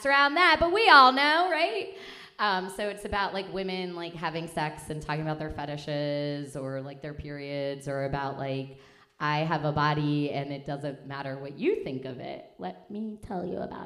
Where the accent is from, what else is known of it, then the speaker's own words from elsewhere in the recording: Philadelphia, Pennsylvania, United States; moved away; also born or lived in Chicago; we're from Philly